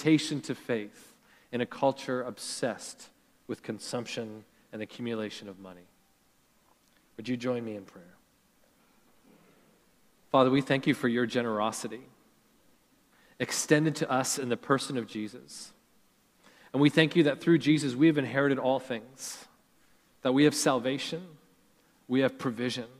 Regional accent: Canada; growing up in Canada

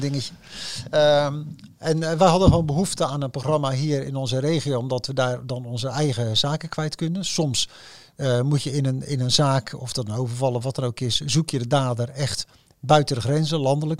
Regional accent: Rotterdam, South Holland, Netherlands; ik voel me Rotterdammer, ik ben Rotterdammer

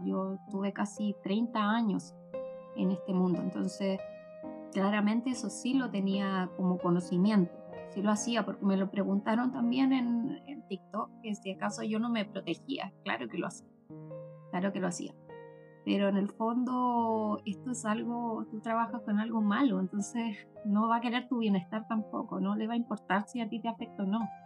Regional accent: Ovalle, Coquimbo, Chile; Yo soy de Ovalle de la Cuarta Región

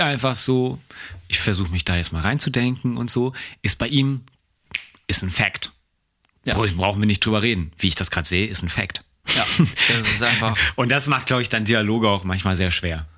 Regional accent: Germany; wir sind ja nun mal jetzt Deutsche

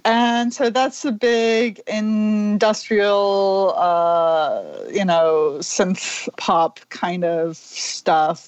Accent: Orlando, Florida, United States; moved away as an adult; also born or lived in New York City; now in Connecticut, United States; I moved from Orlando to New York City

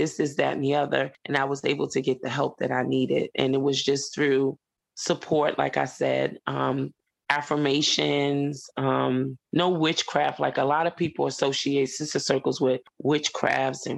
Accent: New York City, New York, United States; moved away as an adult; now in Columbia, United States; where I grew up at in Lefrak City

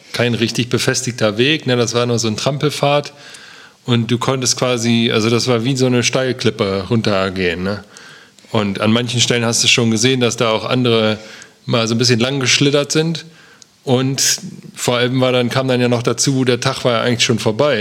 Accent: Germany; wir aus Deutschland kommen

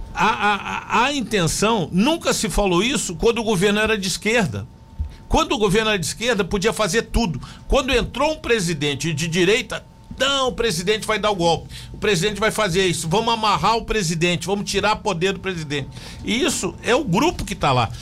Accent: Joinville, Santa Catarina, Brazil; eu sou de Joinville

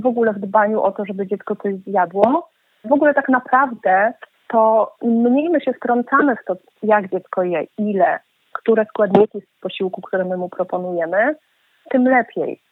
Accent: Warsaw, Masovian Voivodeship, Poland; ja naprawdę jestem mieszczuchem, ja się urodziłam w Warszawie, moi rodzice pochodzą z Warszawy

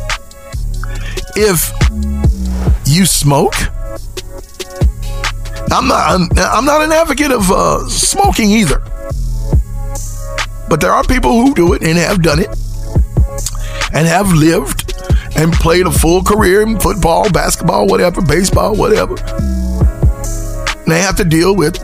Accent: West Virginia, United States; moved away; also born or lived in California; I'm from West Virginia. I saw no Hispanics growing up

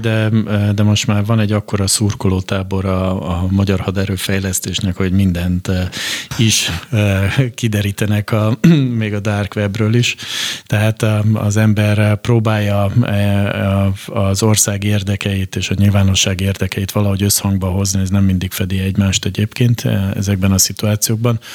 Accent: Hungary; mi a magyarként itt a Kárpát-medencében arra szocializálódtunk be

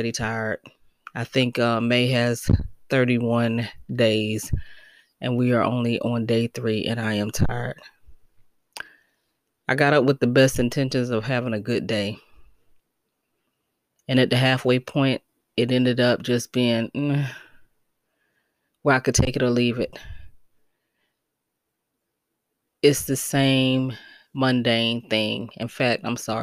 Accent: United States; moved away as an adult; also born or lived in Detroit, Michigan / Connecticut; I have my family here. I was born and raised here

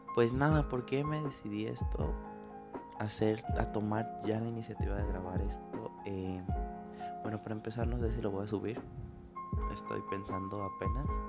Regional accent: Guanajuato, Mexico; soy de México, especialmente de Guanajuato

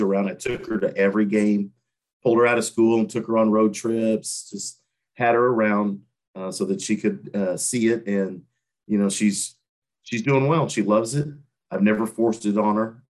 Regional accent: Terre Haute, Indiana, United States; born or raised there; moved away as an adult

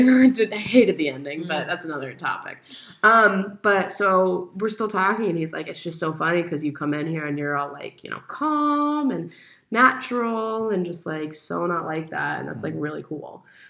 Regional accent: Baltimore, Maryland, United States; moved away as an adult; now in France; I'm from the States. And he's like, well, where? And I was like, you know, I usually say around Washington, D.C. area

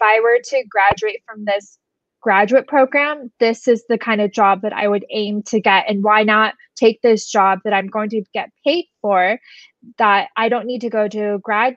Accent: Southern California, United States; moved away as an adult; now in New York, United States; I grew up in Southern California.

